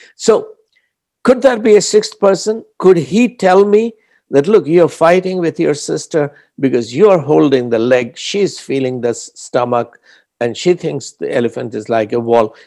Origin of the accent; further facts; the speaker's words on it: Prayagraj, Uttar Pradesh, India; first language Hindi; English is a second language; I, as an Indian